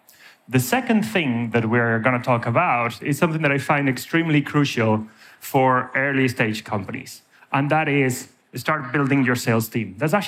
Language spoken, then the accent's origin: English; Spain; now in Ireland; As you can tell from my surname, I'm originally from Spain. As you can probably tell from my accent, I've spent half my life in Ireland.